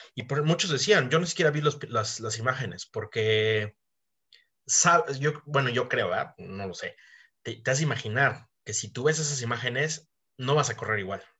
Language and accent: Spanish; Mexico; somos mexicanos